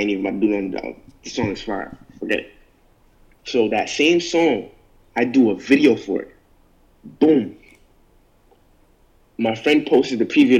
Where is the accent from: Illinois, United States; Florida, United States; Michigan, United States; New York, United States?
New York, United States; New York City; I'm from New York, bro.